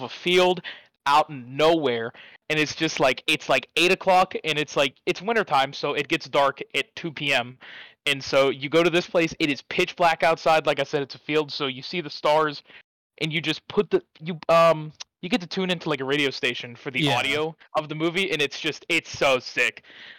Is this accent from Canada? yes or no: no; Pittsburgh, Pennsylvania, United States; also born or lived in Dallas; I'm originally from Pittsburgh, currently stayed up in Dallas till Christmas Day.